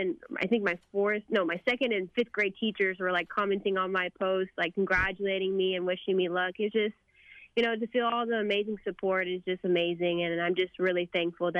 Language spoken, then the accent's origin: English; McKinney, Texas, United States; I love my hometown of McKinney.